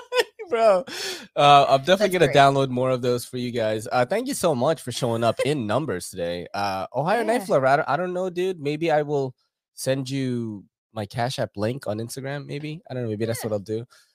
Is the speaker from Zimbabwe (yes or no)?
no; Philippines; I am an island boy, actually, because I'm from the Philippines.